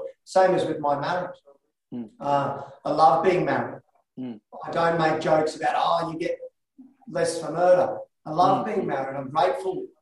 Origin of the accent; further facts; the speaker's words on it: Australia; I was born in Australia